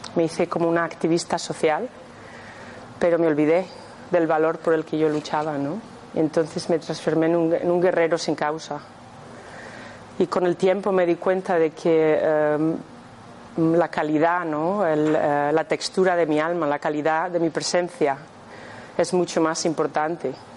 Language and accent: Spanish; Madrid, Community of Madrid, Spain; moved away as an adult; now in Scotland, United Kingdom; nací aquí, en Madrid, pero llevo viviendo en Escocia 22 años